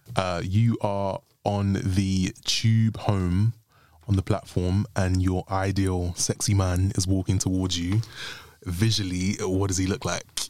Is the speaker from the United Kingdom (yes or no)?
yes; London, United Kingdom; I'm from London